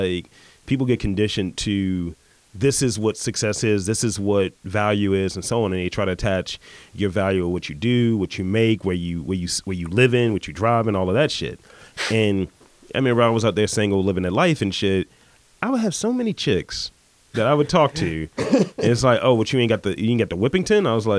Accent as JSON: {"language": "English", "town": "Baltimore", "region": "Maryland", "country": "United States", "said": "I'm from West Baltimore."}